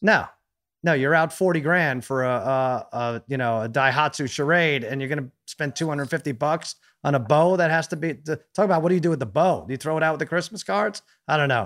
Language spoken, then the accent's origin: English; New York, United States; moved away; I grew up in New York.